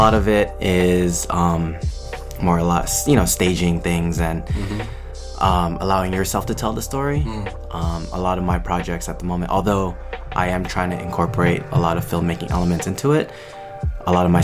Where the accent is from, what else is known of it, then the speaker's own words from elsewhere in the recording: Cypress, California, United States; I'm originally from LA. Like, grew up out there in Cyprus. It's kind of near Long Beach